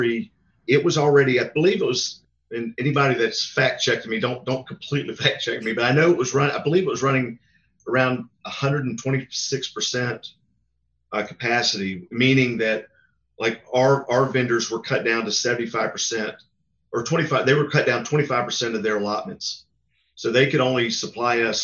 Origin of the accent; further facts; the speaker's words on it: Greensboro, North Carolina, United States; I grew up in Greensboro, which is next to High Point